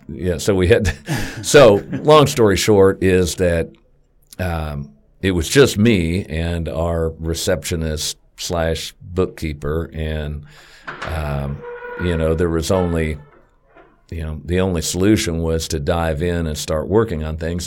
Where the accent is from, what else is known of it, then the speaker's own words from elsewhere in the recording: Wichita, Kansas, United States; I've been here all my life. Went to, um, grade school, junior high, high school, Wichita State, all within about four miles of where I was born